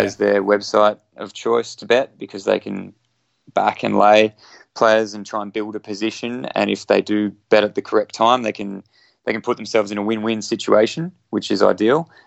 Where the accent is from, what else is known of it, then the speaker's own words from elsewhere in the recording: Brisbane, Queensland, Australia; it's my hometown. I was born in Brisbane